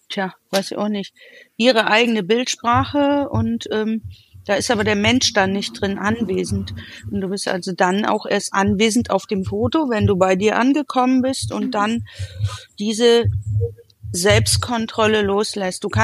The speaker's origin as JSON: {"language": "German", "town": "Essen", "region": "North Rhine-Westphalia", "country": "Germany", "tie": "born there", "said": "Geboren in Essen."}